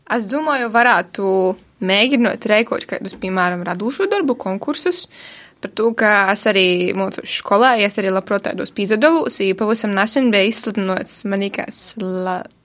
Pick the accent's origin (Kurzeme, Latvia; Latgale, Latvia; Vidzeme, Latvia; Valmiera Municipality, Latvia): Latgale, Latvia; esmu no Latvijas meitene